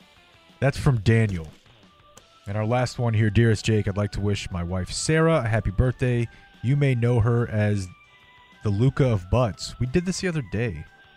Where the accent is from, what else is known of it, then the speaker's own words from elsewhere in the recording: London, United Kingdom; I'm a P1, born and raised in London.